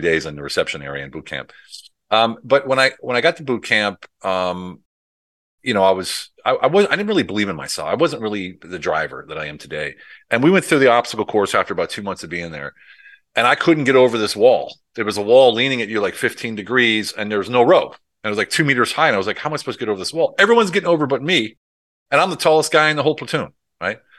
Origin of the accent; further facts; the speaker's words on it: United States; moved away as an adult; also born or lived in Europe; I did it all in Europe as an American